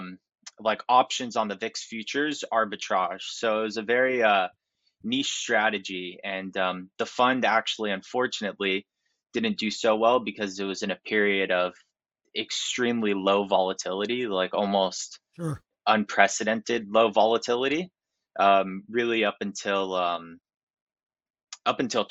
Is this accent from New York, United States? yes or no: no; Miami Beach, Florida, United States; I grew up in Miami Beach